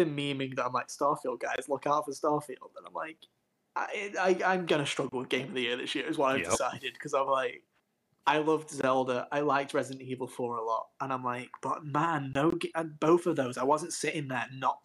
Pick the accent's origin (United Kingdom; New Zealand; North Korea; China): United Kingdom; England; I just latched onto it as an English kid